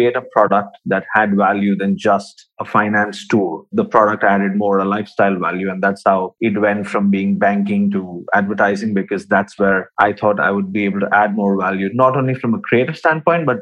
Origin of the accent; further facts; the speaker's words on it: Visakhapatnam, Andhra Pradesh, India; moved away as an adult; also born or lived in Pune, India; now in Dubai, United Arab Emirates; Originally, I'm from India. Born and brought up in a small town down south called Vishakhapatnam